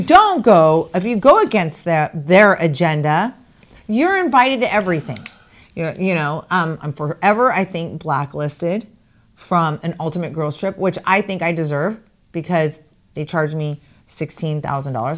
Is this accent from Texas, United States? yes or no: no; Arizona, United States; moved away as an adult; I'm from Arizona, but I haven't lived in Arizona since two thousand and four